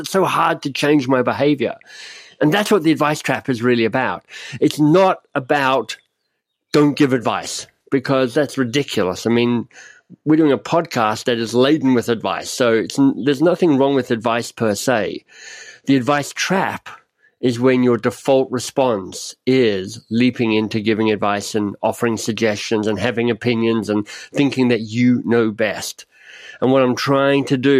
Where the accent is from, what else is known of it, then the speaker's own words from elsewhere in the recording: Australia; moved away as an adult; also born or lived in Oxford, United Kingdom; now in Canada; I'm Australian, left Australia almost 30 years ago to be a Rhodes Scholar at Oxford